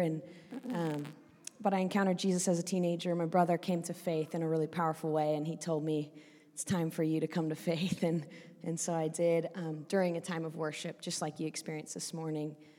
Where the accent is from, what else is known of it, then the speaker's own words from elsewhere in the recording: Oregon, United States; moved away as an adult; also born or lived in Northern Ireland; I grew up in a in Oregon, which is the northern part of the west coast of America